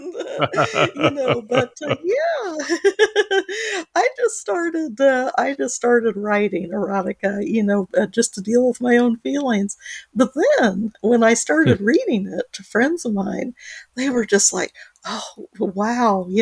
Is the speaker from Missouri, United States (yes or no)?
no; Muncie, Indiana, United States; I grew up in Munsa, Indiana. I was a farmer's daughter